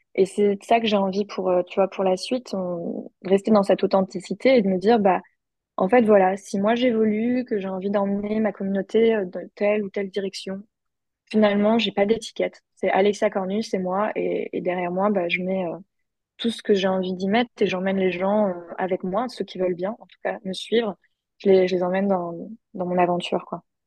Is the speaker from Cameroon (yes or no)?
no; France; now in United States; en tant que Français